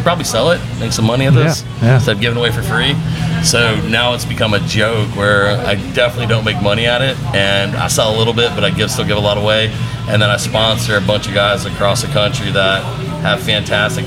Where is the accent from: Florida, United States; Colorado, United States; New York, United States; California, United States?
Florida, United States; Pensacola area; Grew up here, went to UWF